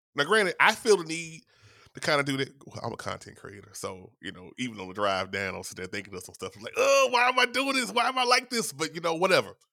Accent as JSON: {"language": "English", "town": "Shreveport", "region": "Louisiana", "country": "United States", "tie": "born or raised there", "said": "my hometown of Shreveport, Louisiana"}